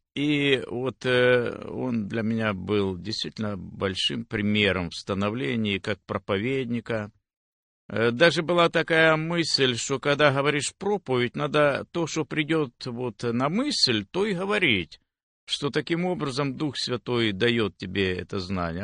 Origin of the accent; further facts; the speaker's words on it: Velyka Znamianka, Zaporizhzhia Oblast, Ukraine; moved away as an adult; also born or lived in Nikopol, Dnipropetrovsk Oblast, Ukraine; now in United States; Я родился в Запорожской области, село Большая Знаменка. Э, но где-то в тринадцать лет переехали мы в Никополь, и там прошли мои и детские, и юношеские годы, и взрослые